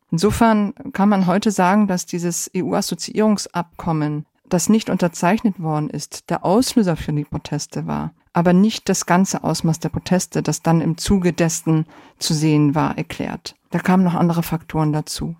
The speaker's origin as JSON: {"language": "German", "country": "Germany", "tie": "born or raised there", "also_born_or_lived": "Poland", "said": "Ich bin gebürtig aus Polen und im Alter von acht Jahren äh, sind meine Familie und ich nach Deutschland emigriert"}